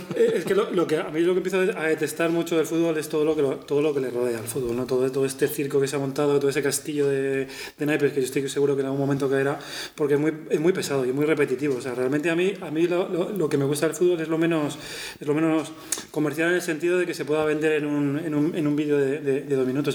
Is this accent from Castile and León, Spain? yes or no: no; Madrid, Community of Madrid, Spain; yo soy madrileño y he estado rodeado de, gente de la y del Madrid constantemente